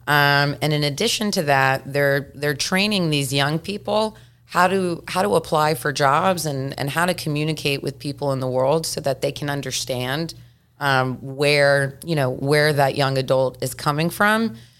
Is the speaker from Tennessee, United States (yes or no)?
yes; Memphis, Tennessee, United States; moved away; growing up in Memphis, Tennessee